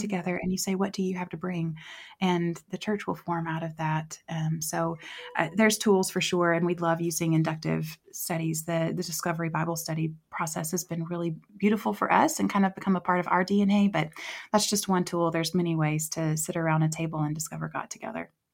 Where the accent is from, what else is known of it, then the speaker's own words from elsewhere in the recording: West Tennessee, United States; moved away as an adult; also born or lived in Southeast Asia; now in Columbia, United States; I'm originally from West Tennessee